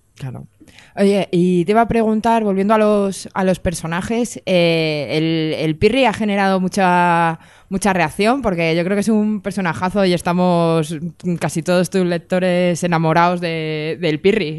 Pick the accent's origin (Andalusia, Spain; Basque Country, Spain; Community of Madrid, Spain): Community of Madrid, Spain; Madrid; Yo es que soy de esas personas que no tiene pueblo. Soy urbanita de raza, rata madrileña